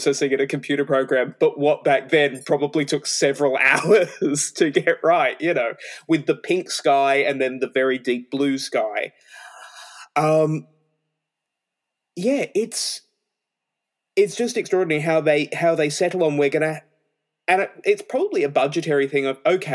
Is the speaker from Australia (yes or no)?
yes; Australia; I'm Australian